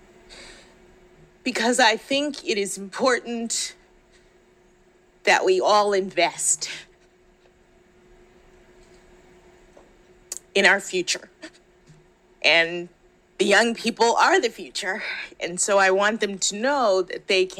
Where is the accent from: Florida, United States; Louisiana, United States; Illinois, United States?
Florida, United States; Miami; moved away as an adult; I'm from Miami, Florida